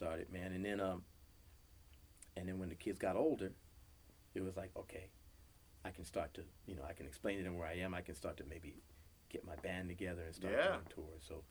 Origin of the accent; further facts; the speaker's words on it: New York, United States; moved away as an adult; now in Los Angeles, United States; We're both from New York.